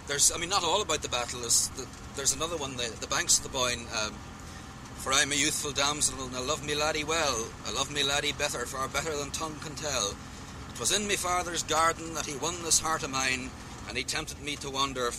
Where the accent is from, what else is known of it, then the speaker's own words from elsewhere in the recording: Ireland; when he heard I came from Ireland